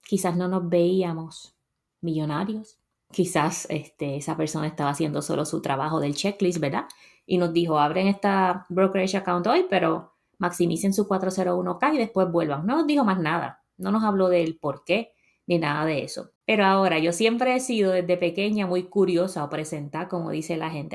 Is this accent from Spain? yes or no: no; Puerto Rico; moved away as an adult; now in United States; yo salí de Puerto Rico a los 26 años